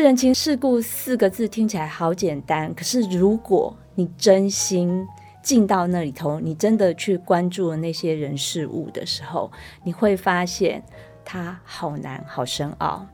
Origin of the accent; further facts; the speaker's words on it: Taiwan; first language Taiwanese Hokkien; Chinese is a second language; 两个母语是台语的人